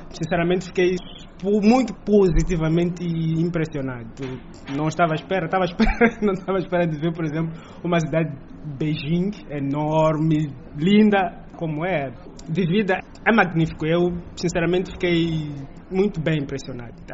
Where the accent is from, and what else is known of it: Mozambique